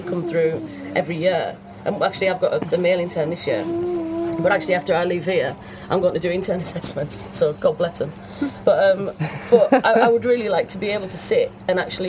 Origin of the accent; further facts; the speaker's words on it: Cumbria, North West England, United Kingdom; moved away as an adult; also born or lived in Manchester / Leeds; growing up in Cumbria, it's basically you had a choice of going to work at British Steel or at Sellafield